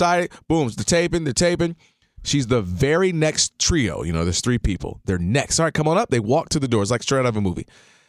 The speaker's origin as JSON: {"language": "English", "town": "Detroit", "region": "Michigan", "country": "United States", "said": "I'm coming from Detroit. I'm cool. I'm like, yo, what's up? I'm …. You know what I'm saying? Detroit, what's up?"}